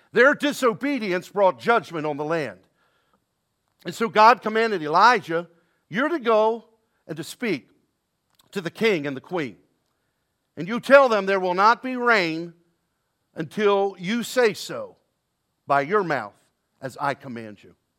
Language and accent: English; Baltimore, Maryland, United States; down in Baltimore, my hometown, born and raised there.